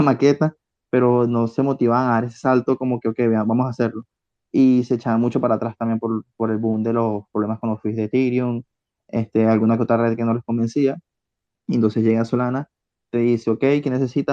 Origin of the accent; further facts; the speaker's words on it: Venezuela; also born or lived in Spain; now in Barcelona, Spain; yo soy de Venezuela